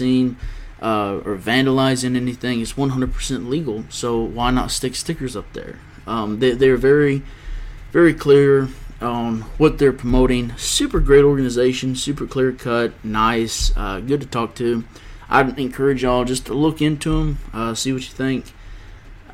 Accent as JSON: {"language": "English", "region": "Georgia", "country": "United States", "said": "Georgia, my home state"}